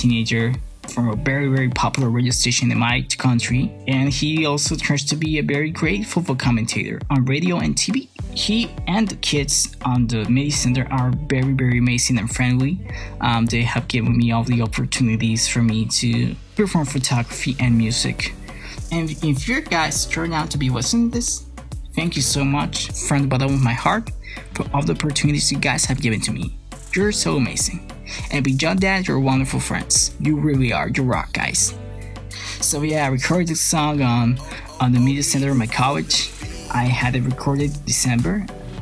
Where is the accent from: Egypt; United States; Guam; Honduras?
Honduras; San Pedro Sula, Cortés; my hometown, San Pedro Sula